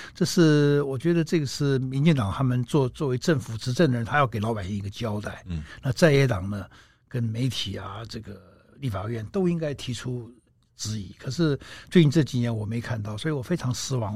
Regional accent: Taiwan; 台湾过去这三十年、四十年，我们玩这个选举的游戏，玩得很开心

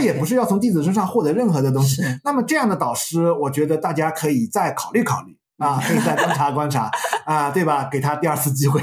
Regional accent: China; 我们中国人的含糖文化

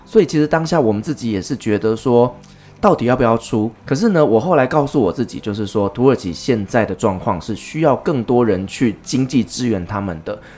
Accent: Taiwan; 我们台湾

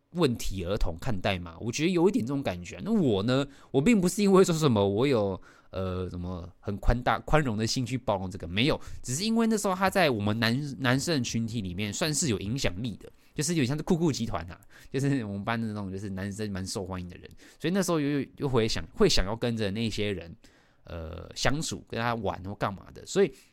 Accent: Taoyuan, Taiwan; 我以家住南坎嘛，逃院南坎，我老家住南坎，那我们就是读那个南坎国小

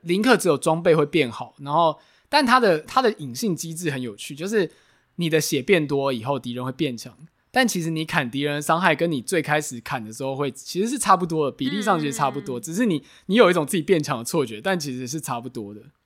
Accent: Taiwan; 我们国高中时候，台湾是网络游戏的全盛期

